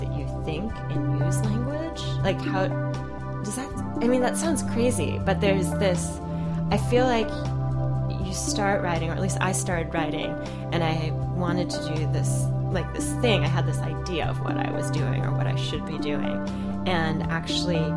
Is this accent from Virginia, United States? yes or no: yes; Virginia Beach, Virginia, United States; I grew up in Virginia Beach, Virginia